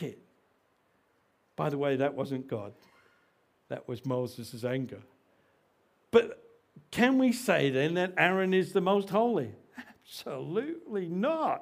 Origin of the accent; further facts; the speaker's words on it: Australia; we struggle as the Australian Christians